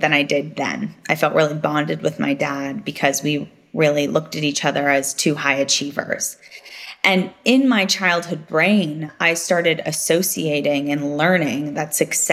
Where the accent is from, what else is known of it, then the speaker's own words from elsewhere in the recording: Silicon Valley, California, United States; I grew up in Silicon Valley before it was Silicon Valley as we know it today